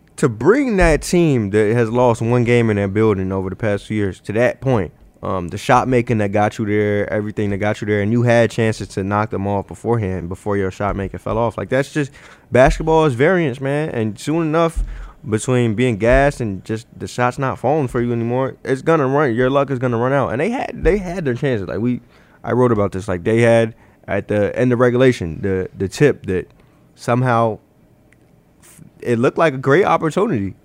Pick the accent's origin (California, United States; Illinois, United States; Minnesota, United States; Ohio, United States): Illinois, United States; Chicago; now in Omaha, United States; I'm from Chicago